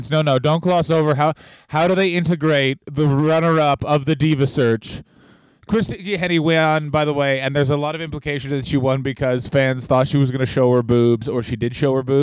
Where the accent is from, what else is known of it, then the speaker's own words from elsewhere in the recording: Canada; as a Canadian.